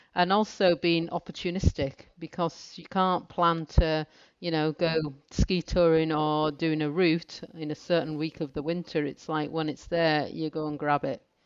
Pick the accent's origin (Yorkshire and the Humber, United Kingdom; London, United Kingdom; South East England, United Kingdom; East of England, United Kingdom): Yorkshire and the Humber, United Kingdom; moved away; I was brought up in North Yorkshire